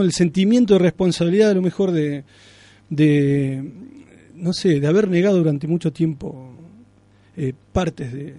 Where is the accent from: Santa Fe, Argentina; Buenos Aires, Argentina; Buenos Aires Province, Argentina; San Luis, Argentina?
Santa Fe, Argentina; Alcorta; Yo nací en Alcorta, que es un pueblo acá